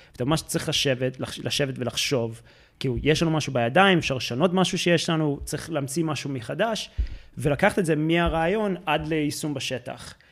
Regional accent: United States; accent: American; Hebrew is a second language; moved away as an adult; now in Israel; אני במקור מארצות הברית, אז אם יוצא את המבטא האמריקאי

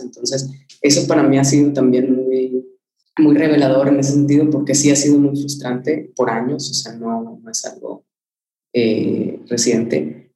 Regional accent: Mexico; moved away as an adult; also born or lived in Monterrey; now in London, United Kingdom; como cualquier latino y mexicano

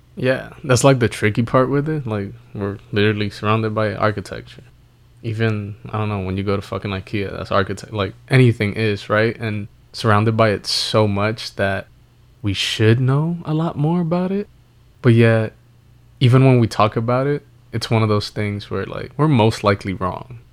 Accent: New York City, New York, United States; we grew up in New York City

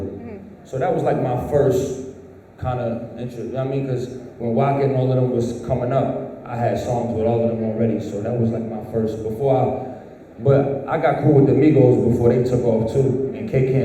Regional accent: New York City, New York, United States; moved away; I'm from the Bronx

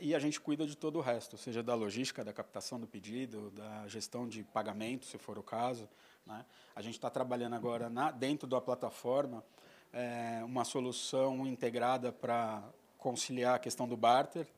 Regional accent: São Paulo, Brazil; Paulistano, nascido em São Paulo, paulistano da gema mesmo, nasci em Pinheiros

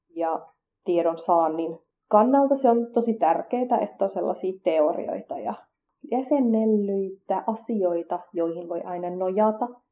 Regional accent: Finland; koska mä kasvoin Suomessa, eikä mulla nuorempana ujona tyyppinä ollut paljon kontakteja muihin kurdeihin

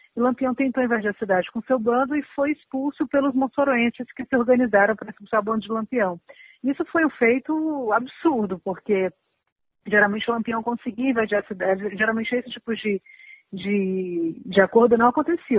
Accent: Fortaleza, Ceará, Brazil; now in São Paulo, Brazil; Eu sou do Nordeste, né? Eu sou, eu, eu nasci aqui em São Paulo, mas eu me criei em Fortaleza

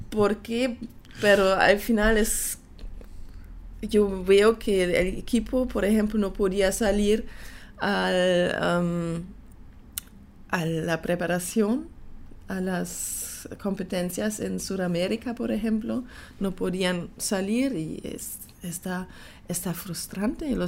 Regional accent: Panama; quería mostrar, bueno, que soy panameña también, porque tengo familia aquí, es también mi país, es mi nacionalidad.

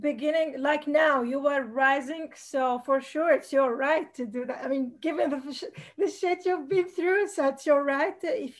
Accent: Tunisia

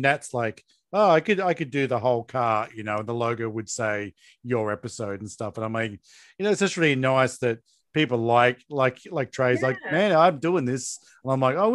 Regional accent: Australia; I'm Australian

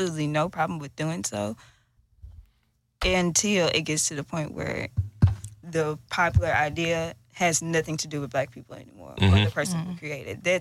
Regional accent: Irving, Texas, United States; also born or lived in Texarkana, Texas; It's Dallas, Texas, and Irvin. So I'm from Valley Ranch

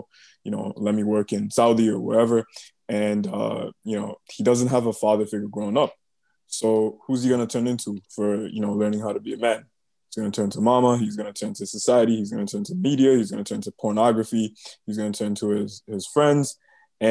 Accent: Toronto, Ontario, Canada; also born or lived in Mississauga; now in Waterloo, Canada; I grew up in Toronto

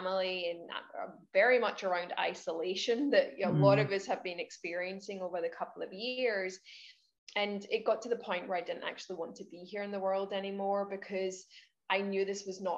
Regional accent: Scotland, United Kingdom; moved away as an adult; now in Queensland, Australia; I'm Scottish, but I live in Queensland, Australia. I've been here for 8 years, originally from Scotland.

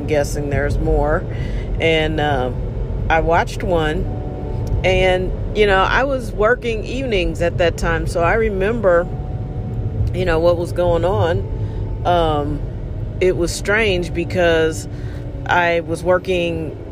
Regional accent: United States; we were all just Americans

